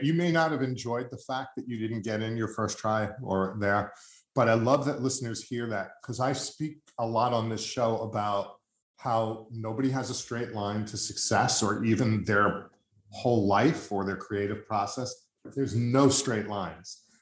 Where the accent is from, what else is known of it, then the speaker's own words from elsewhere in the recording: United States; as an American